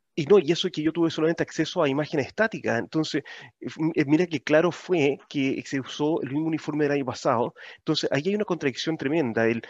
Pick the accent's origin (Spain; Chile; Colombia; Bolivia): Chile; now in Auckland, New Zealand; como chileno en el extranjero